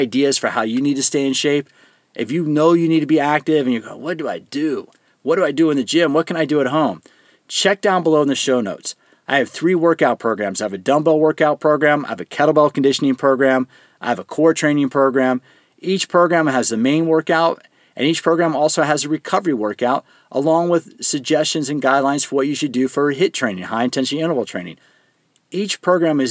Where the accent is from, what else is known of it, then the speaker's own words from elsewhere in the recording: Greensboro, North Carolina, United States; moved away; I was actually born in Greensboro in Alamance County Hospital